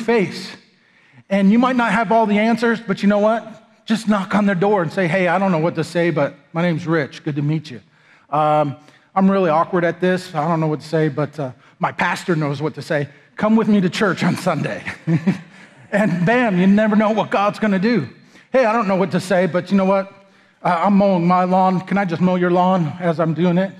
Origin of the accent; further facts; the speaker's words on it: United States; moved away; also born or lived in Texas; I'm some whitey from America